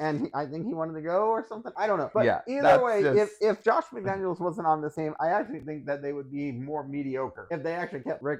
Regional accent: Las Vegas, Nevada, United States; I guess we are from Vegas, or the Vegas area

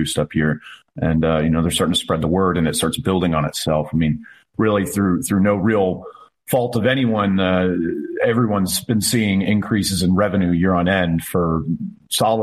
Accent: Lawrenceville, Georgia, United States; now in Lumpkin County, Georgia, United States; born and raised in Lawrenceville, Georgia

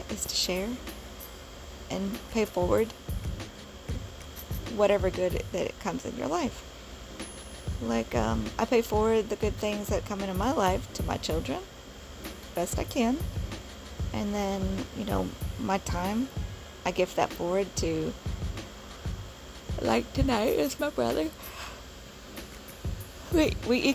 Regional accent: Bowling Green, Kentucky, United States; in my hometown of Bowling Green, Kentucky

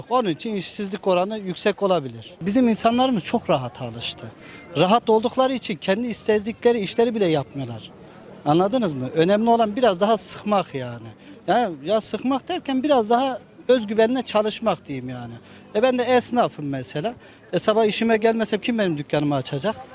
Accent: Turkey; Bizim ben de Türk'üm elhamdülillah

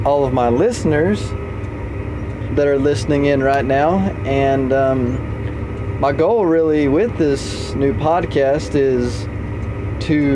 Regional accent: Lubbock, Texas, United States; also born or lived in Alpine, Texas / Canyon, Texas; I was born in Lubbock, Texas, on April 10th of 2000, and we lived there

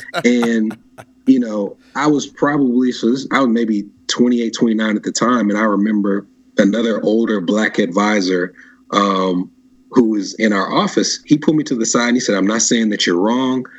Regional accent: Nashville, Tennessee, United States; I grew up in Nashville

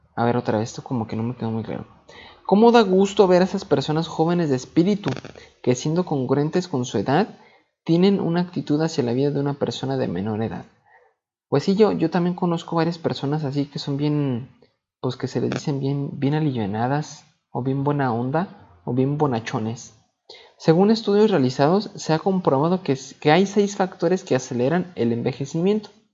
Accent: Mexico; Así somos los, mexicanos

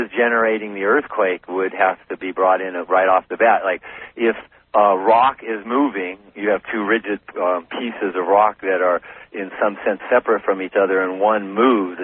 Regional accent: Humboldt County, Northern California, United States; moved away as an adult; also born or lived in Los Angeles, California; now in Hawaii, United States; I was born in Los Angeles and spent most of my growing up in Humboldt County

